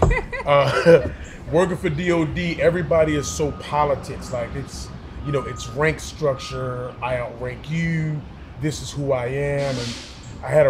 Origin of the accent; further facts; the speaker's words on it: Baltimore, Maryland, United States; moved away as an adult; now in Charlotte, United States; I'm from Baltimore originally.